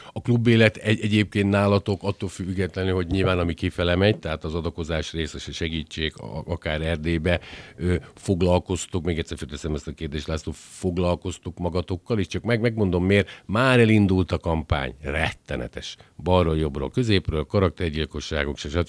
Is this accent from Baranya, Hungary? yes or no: no; Győr, Győr-Moson-Sopron, Hungary; én győriként